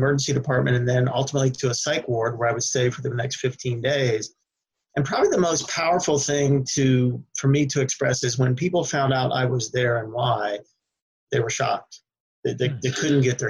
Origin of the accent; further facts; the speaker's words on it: United States; now in Sacramento, United States; I grew up on the East Coast outside of D.C.